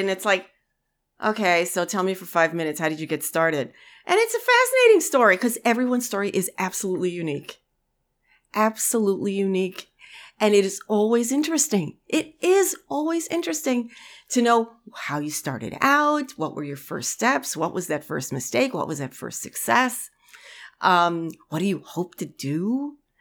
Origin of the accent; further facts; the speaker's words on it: New York City, New York, United States; moved away; I grew up in the Bronx. I'm a city kid, you know, for most of my life